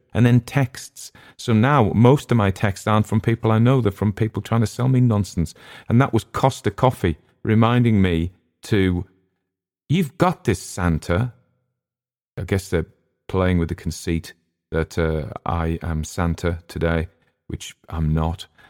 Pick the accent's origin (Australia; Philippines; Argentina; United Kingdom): United Kingdom; England